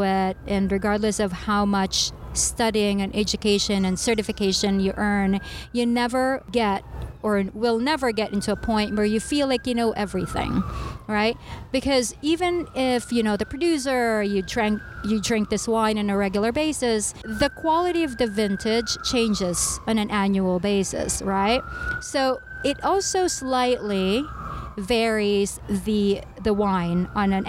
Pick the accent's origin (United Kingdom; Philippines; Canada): Philippines; moved away; I grew up in the Philippines